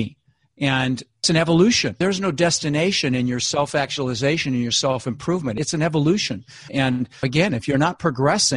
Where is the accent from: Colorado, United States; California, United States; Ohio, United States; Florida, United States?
Colorado, United States; Denver; moved away; I grew up in Denver